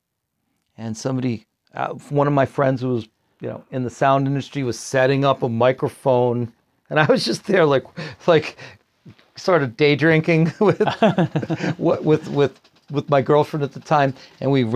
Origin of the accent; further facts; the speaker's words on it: Rhode Island, United States; we're from Rhode Island